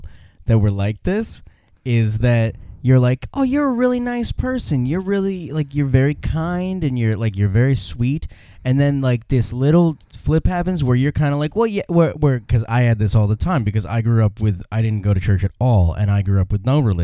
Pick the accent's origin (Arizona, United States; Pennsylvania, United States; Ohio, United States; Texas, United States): Ohio, United States; my hometown where I grew up in Ohio